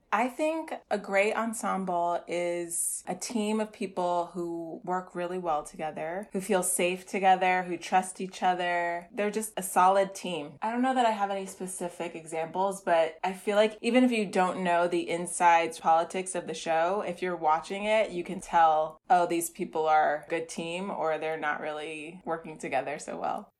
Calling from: New York City, New York, United States; I'm calling from the Bronx in New York City

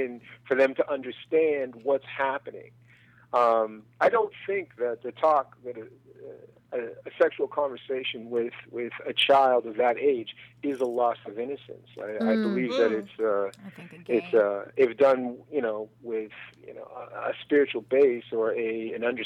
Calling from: Culver City, California, United States; I'm calling from Culver City.

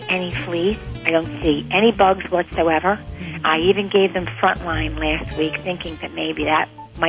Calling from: Reading, Pennsylvania, United States; I'm calling from Reading, Pennsylvania.

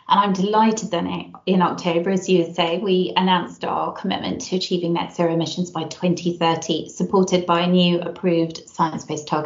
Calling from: Frampton Mansell, South West England, United Kingdom; So, I'm dialing in from a very unusually sunny Gloucestershire um, today. Um, so, a little village called Frampton Mansell, um, home of the Extinction Rebellion.

